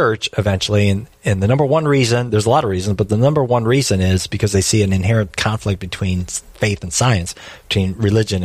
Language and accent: English; Detroit, Michigan, United States; I'm from Detroit